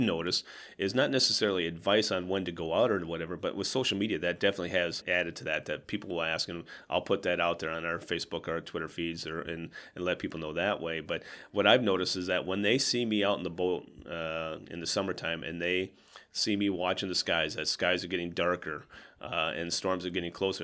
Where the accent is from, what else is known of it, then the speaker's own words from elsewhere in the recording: Southwest Minnesota, United States; now in Sioux Falls, United States; growing up in Southwest Minnesota